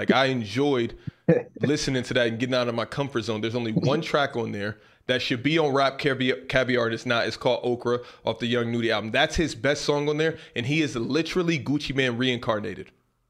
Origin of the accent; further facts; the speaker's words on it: Houston, Texas, United States; Justin, hell no, I'm from Houston, bro.